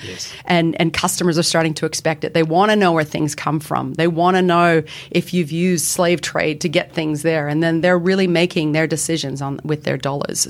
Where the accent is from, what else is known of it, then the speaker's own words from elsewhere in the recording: Canada; moved away as an adult; now in Sydney, Australia; I have an accent, as does my fellow colleague Mel. We're both Canadian